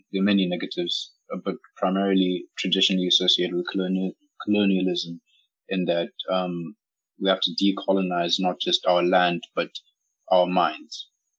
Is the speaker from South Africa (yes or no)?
no; Zimbabwe; not all of us growing up in Zimbabwe